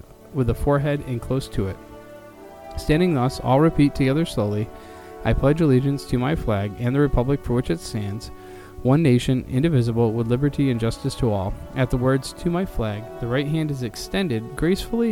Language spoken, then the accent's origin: English; New York City, New York, United States; In my hometown of Queens, New York, I lived amongst a large survivor population